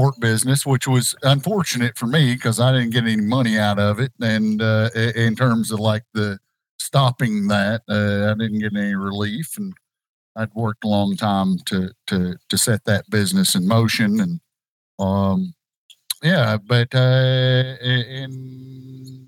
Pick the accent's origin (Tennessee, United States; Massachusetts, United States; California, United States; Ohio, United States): Tennessee, United States; Jonesborough; I was born and raised in Johnson City, Jonesboro, Tennessee.